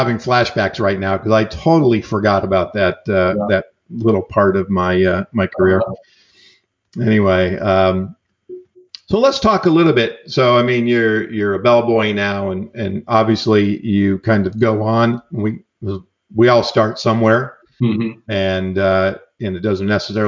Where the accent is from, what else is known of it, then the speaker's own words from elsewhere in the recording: New York, United States; moved away as an adult; now in California, United States; I'm an Italian from New York.